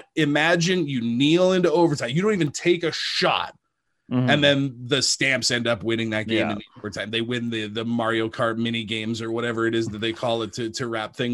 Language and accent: English; Hay River, Northwest Territories, Canada; moved away as an adult; also born or lived in Regina; I grew up in the Northwest Territories